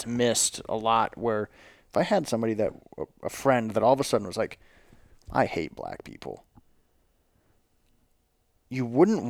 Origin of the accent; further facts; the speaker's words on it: the South, United States; we're from the South, this is what we